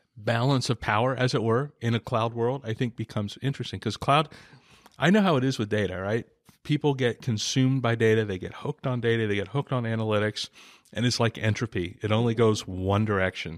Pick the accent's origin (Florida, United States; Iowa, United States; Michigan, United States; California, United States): California, United States; San Diego; I'm from San Diego